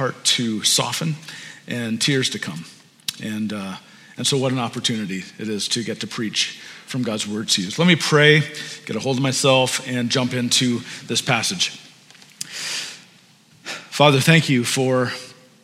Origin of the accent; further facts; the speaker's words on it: Maple, Ontario, Canada; we grew up in Maple, just on Keel